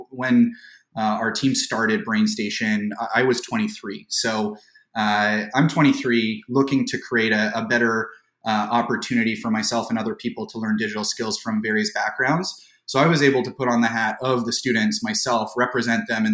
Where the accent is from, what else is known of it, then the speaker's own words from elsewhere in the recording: Toronto, Ontario, Canada; I was fortunate enough to be born and raised in the Greater Toronto area